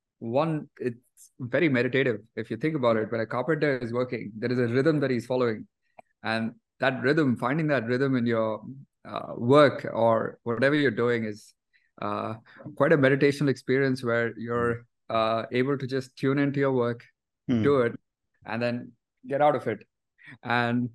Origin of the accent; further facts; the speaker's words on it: Delhi, India; growing up, I grew up in Delhi, and I went to a regular school